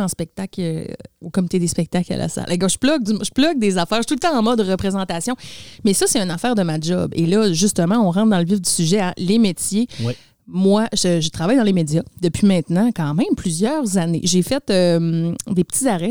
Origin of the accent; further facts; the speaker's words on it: Labrecque, Quebec, Canada; moved away; je viens de Labrec.